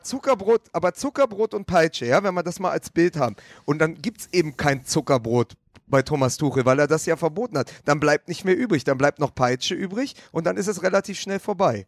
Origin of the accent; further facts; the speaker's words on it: Berlin, Germany; als Berliner